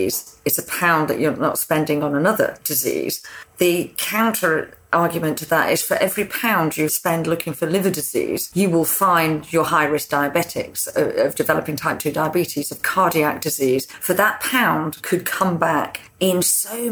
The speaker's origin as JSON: {"language": "English", "region": "England", "country": "United Kingdom", "said": "an English person"}